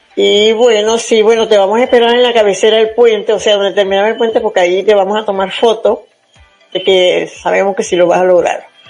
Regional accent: Zulia, Venezuela; moved away; el estado donde yo nací, en el estado Zulia

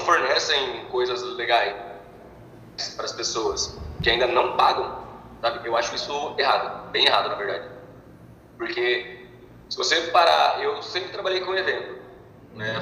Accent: Bauru, São Paulo, Brazil; moved away as an adult; now in Londrina, Brazil; eu sou de Bauru

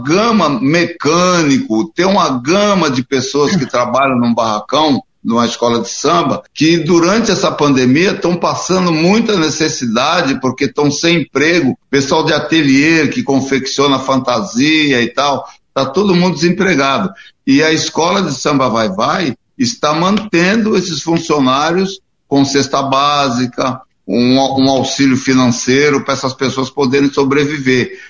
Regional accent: São Paulo, Brazil; eu nasci na Bela Vista, aí na, na Alameda Rio Claro, do antigo Hospital Matarazzo. E minha mãe morava na Marcos Leão. E uhum. eu comecei a ver os ensaios da Vai Vai

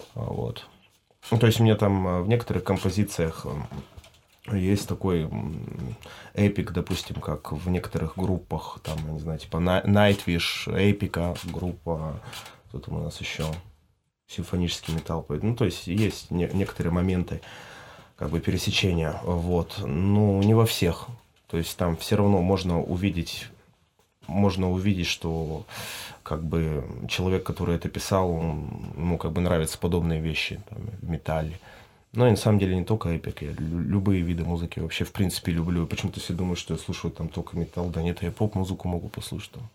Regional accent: Irkutsk, Irkutsk Oblast, Russia; moved away as an adult; now in Croatia; мой родной край это Иркутск, Байкал, но опять же, ну сейчас, спустя 7 лет, ну, как бы Хорватия мой второй дом

